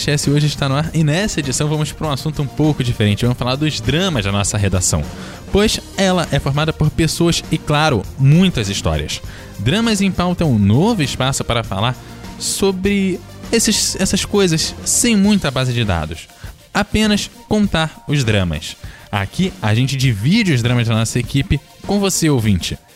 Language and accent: Portuguese; Rio de Janeiro, Brazil; now in Espírito Santo, Brazil; E eu sou carioca, então, assim, eu tô, eu tô no Espírito Santo.